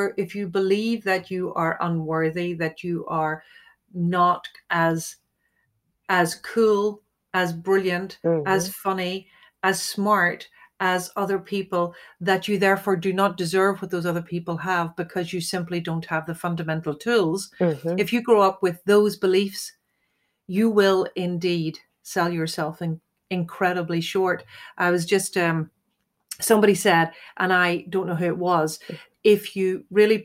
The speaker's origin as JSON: {"language": "English", "country": "Ireland", "said": "as an Irish female"}